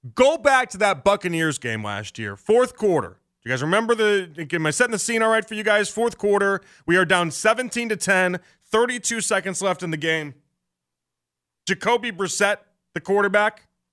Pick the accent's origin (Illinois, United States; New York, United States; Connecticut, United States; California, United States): Illinois, United States; Chicago; moved away; So I'm from Beverly, the really, like the really Irish neighborhood